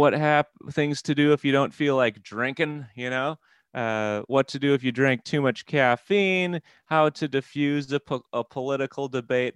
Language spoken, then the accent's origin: English; Midwest, United States; now in Wisconsin, United States; I'm from the Midwest